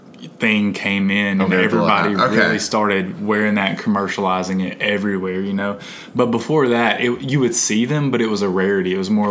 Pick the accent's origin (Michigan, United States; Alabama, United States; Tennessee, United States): Alabama, United States; North Central; being from Alabama, I grew up in North Central Alabama.